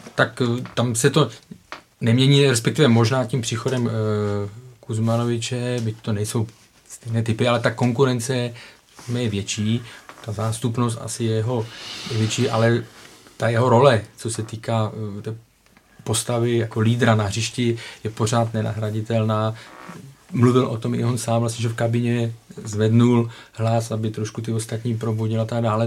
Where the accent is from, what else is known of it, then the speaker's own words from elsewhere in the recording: Ostrava, Moravian-Silesian Region, Czechia; já pocházím z Ostravy